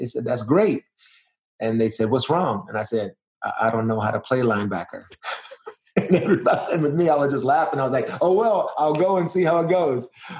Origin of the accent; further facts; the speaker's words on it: Arizona, United States; I was from Arizona.